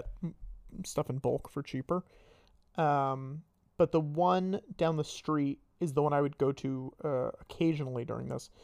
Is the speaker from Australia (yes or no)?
no; Northern Connecticut, United States; I'm from Connecticut.